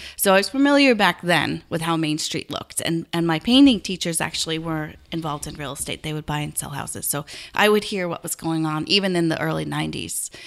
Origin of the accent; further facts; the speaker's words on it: Garrison, New York, United States; I grew up in Garrison